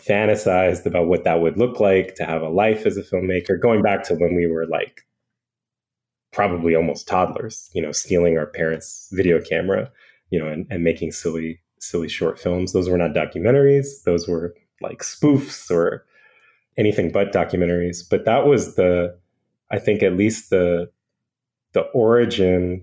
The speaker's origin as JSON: {"language": "English", "town": "Bethesda", "region": "Maryland", "country": "United States", "tie": "born or raised there", "also_born_or_lived": "Portland, Oregon", "lives_now": "Washington, D.C., United States", "said": "I was born in Washington, D.C., as was my brother Brandon, and grew up in Bethesda, Maryland"}